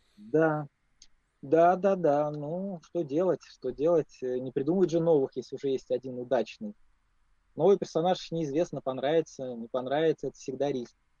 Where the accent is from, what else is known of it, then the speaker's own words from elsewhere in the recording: Moscow, Russia; я москвич